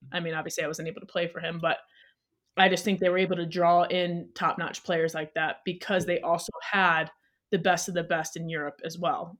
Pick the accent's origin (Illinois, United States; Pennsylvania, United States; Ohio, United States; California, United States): Ohio, United States; Toledo; moved away as an adult; also born or lived in Cleveland / Gothenburg, Sweden; now in Salt Lake City, United States; I'm originally from Toledo, Ohio. Um, So I, growing up, I started playing when I was four for a local club there.